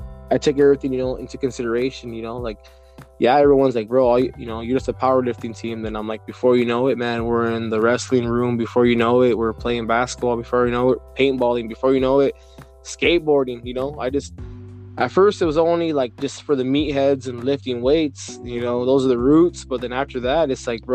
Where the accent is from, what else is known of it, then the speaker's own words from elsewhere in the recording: Othello, Washington, United States; I'm from Little Mex